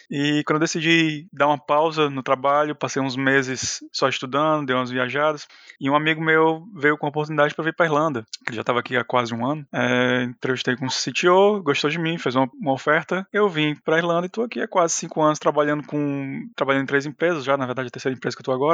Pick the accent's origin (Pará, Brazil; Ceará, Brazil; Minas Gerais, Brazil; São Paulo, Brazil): Ceará, Brazil; Fortaleza; moved away as an adult; eu venho de Fortaleza.